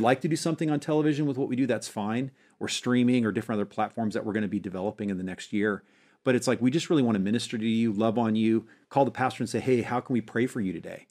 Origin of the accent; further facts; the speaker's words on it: Montana, United States; moved away as an adult; also born or lived in Springfield, Missouri; I grew up in Montana